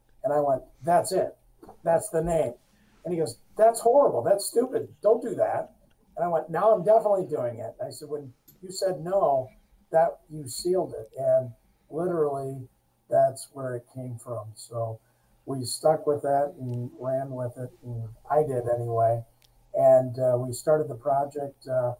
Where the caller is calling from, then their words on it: Grand Blanc, Michigan, United States; We're calling in just north of Detroit, a smaller community, Grand Blanc, Michigan.